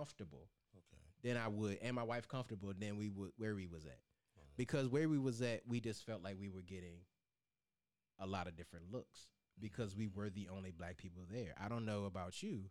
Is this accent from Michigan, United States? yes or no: no; New Kent County, Virginia, United States; I grew up in New Kent County, Virginia